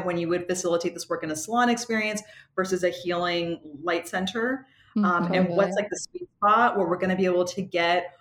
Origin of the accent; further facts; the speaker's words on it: Washington, District of Columbia, United States; I come from Washington, D.C. I have a whole like East Coast vibe